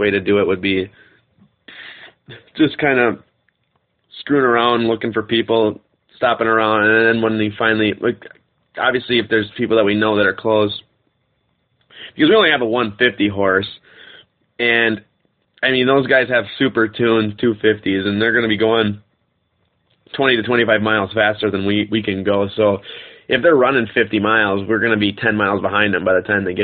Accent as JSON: {"language": "English", "region": "Wisconsin", "country": "United States", "said": "we're from Wisconsin"}